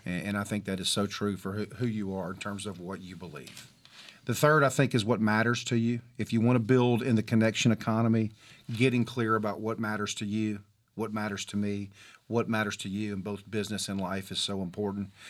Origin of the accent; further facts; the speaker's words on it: Mobile, Alabama, United States; I'm from Mobile, Alabama